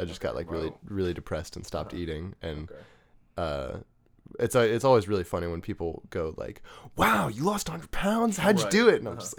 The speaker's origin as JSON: {"language": "English", "town": "Arlington", "region": "Virginia", "country": "United States", "tie": "born there", "said": "I was born in Arlington."}